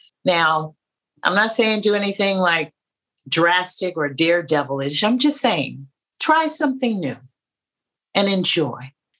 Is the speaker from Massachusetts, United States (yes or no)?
no; San Francisco, California, United States; moved away as an adult; now in New York, United States; When I grew up in San Francisco